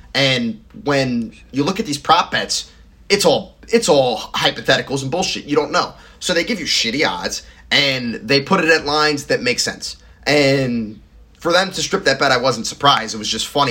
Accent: the South, United States; as the Southerner that I am

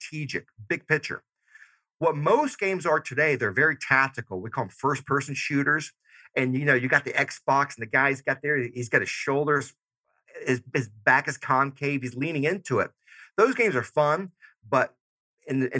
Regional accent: Georgia, United States; moved away; I'm originally from Georgia. So I still say y'all

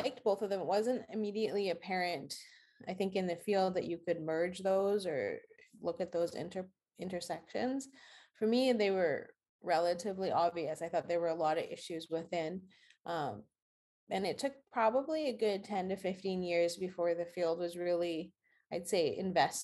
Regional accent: Saskatchewan, Canada; moved away as an adult; now in Boston, United States; I'm originally from Saskatchewan in Canada, in Western Canada

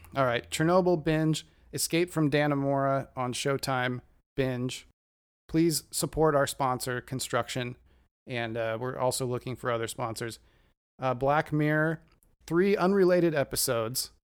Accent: near Rainier, Oregon, United States; I grew up near the Trojan nuclear power plant in, uh, Rainier, Oregon, right across the river.

